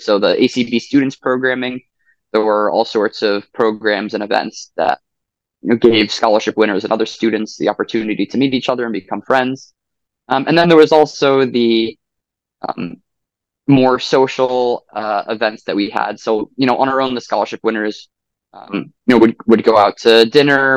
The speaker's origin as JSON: {"language": "English", "area": "Long Island", "region": "New York", "country": "United States", "said": "I am from Long Island, New York"}